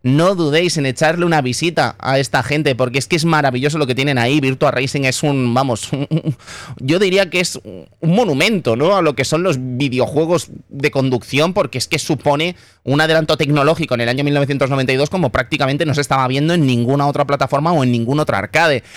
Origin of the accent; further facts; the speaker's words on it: Catalonia, Spain; mi tierra